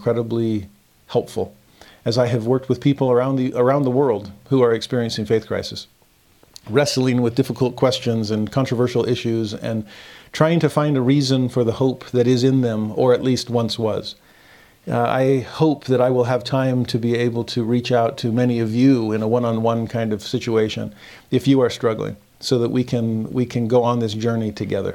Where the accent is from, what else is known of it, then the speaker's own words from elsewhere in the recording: United States; also born or lived in Texas / California; I grew up in Texas and Southern California, away from the Mormon corridor